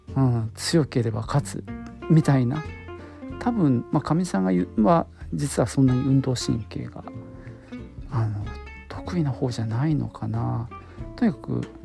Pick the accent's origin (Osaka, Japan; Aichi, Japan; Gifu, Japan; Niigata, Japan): Aichi, Japan; Nagoya; 僕は名古屋なんですけどね